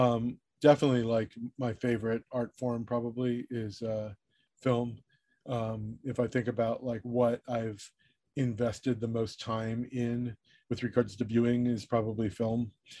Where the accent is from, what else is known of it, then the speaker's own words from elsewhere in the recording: Southern California, United States; I grew up in Southern California.